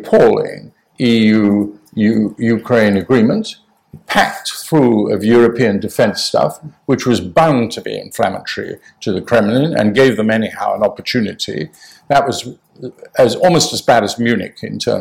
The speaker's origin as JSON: {"language": "English", "area": "Welsh", "region": "Wales", "country": "United Kingdom", "said": "I'm Welsh, I'm through and through. I've not got a single part of English blood in me"}